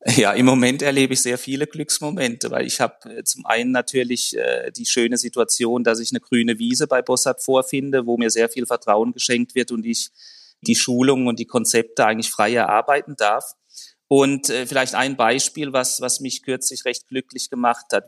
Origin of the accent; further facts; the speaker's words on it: Germany; accent: German; moved away as an adult; now in Zurich, Switzerland; komme ursprünglich aus Deutschland, wie man meinem Akzent entnehmen kann